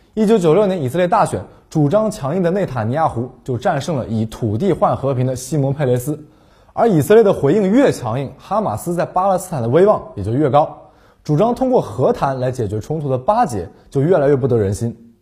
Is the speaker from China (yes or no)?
yes; China; 作为中国人